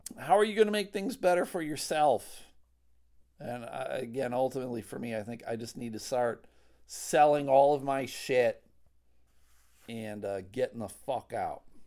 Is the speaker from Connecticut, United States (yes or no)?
no; Buffalo, New York, United States; now in Grand Rapids, United States; I grew up in Buffalo, currently living in Grand Rapids, Michigan